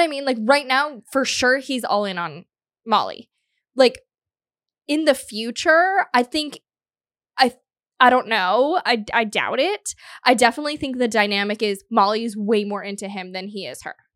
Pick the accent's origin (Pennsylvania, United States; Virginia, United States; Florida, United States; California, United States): Florida, United States; South; moved away; I'm from South Florida